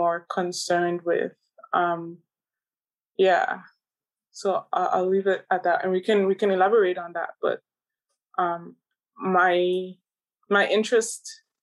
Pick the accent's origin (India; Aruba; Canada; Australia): Aruba; now in Netherlands; I grew up in Aruba